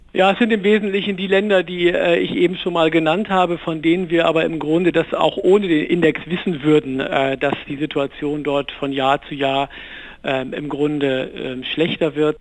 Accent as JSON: {"language": "German", "country": "Germany", "said": "in unserem Land"}